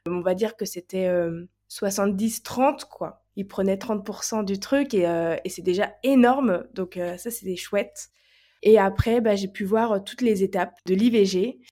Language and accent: French; Nantes, Pays de la Loire, France; je suis de Nantes